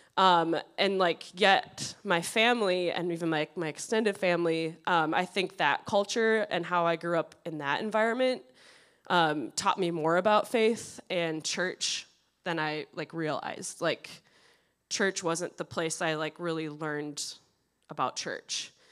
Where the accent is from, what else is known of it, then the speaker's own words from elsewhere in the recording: Prescott, Wisconsin, United States; now in Edina, United States; I grew up in Prescott, Wisconsin.